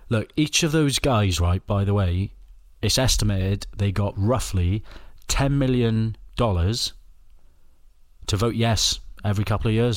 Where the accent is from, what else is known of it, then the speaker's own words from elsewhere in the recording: Welsh, Wales, United Kingdom; I'm Welsh